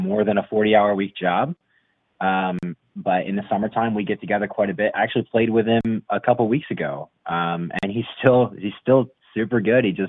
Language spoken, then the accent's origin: English; Bridgeton, New Jersey, United States; I grew up in actually, it's the city I grew up in is Bridgeton, New Jersey, but I grew up in a township called Stowe Creek